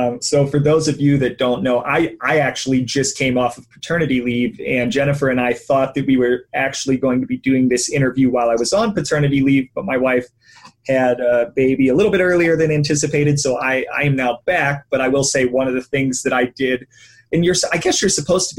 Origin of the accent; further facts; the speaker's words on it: Ohio, United States; I am in Columbus, Ohio, and I'm from Ohio